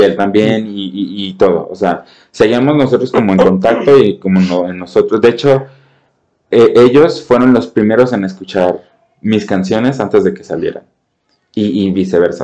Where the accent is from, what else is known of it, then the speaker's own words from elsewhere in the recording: Mexico; mis raíces como, como mexicano, como cantante